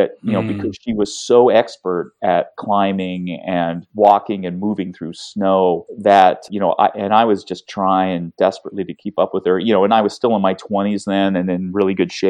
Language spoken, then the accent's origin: English; Seattle, Washington, United States; I grew up in Seattle